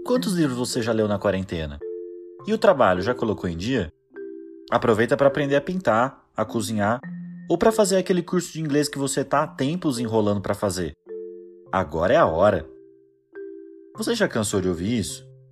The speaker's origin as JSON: {"language": "Portuguese", "region": "São Paulo", "country": "Brazil", "accent": "São Paulo", "moved": "yes", "lives_now": "Vitória, Brazil", "said": "Apesar de estar em Vitória, eu não, não sou daqui. Meu sotaque vai me denunciar que eu morei boa parte da minha vida em São Paulo e no interior de São Paulo nos últimos anos"}